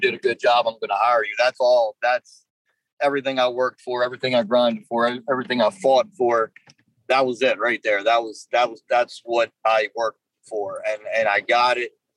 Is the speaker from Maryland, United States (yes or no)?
yes; Baltimore, Maryland, United States; I grew up in uh, the city of Baltimore